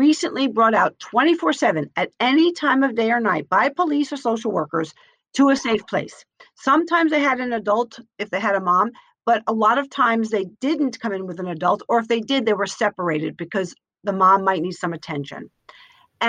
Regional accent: Yonkers, New York, United States; I grew up in Yonkers, New York

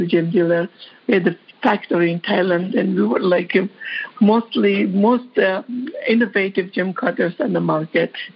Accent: Georgia; English is a second language; moved away as an adult; also born or lived in New York; now in United States; I am from Georgia

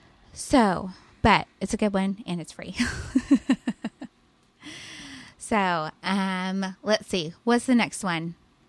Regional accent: California, United States; moved away; also born or lived in Fort Worth, Texas; we're from California

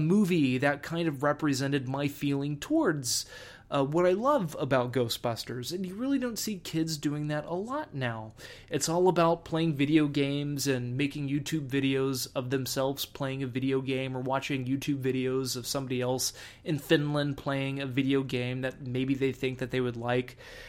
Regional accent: Texas, United States; when I grew up in Texas, when it would rain a lot

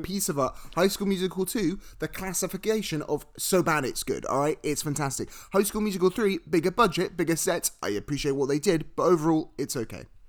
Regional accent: United Kingdom; I'm British

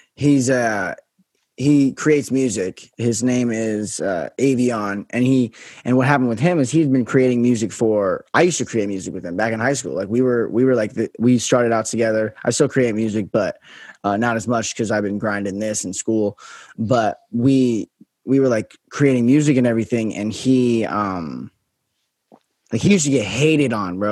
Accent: Las Vegas, Nevada, United States; I'm from Vegas, so that's a little um about me. But yeah, so I'm from Vegas

